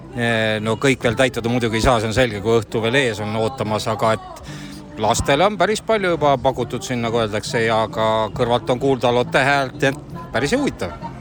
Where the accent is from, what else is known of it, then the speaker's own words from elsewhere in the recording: Põltsamaa, Jõgeva County, Estonia; isegi ema on siitpoolt kandist pärit